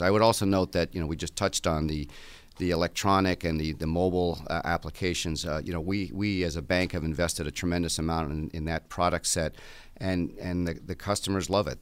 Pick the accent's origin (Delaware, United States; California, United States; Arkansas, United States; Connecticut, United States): Connecticut, United States; moved away as an adult; now in Buffalo, United States; I grew up in Connecticut